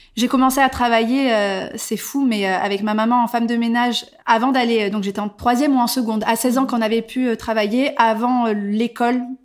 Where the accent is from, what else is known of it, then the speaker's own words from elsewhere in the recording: Bordeaux, Nouvelle-Aquitaine, France; moved away as an adult; also born or lived in Barcelona / Paris; Je suis originaire de Bordeaux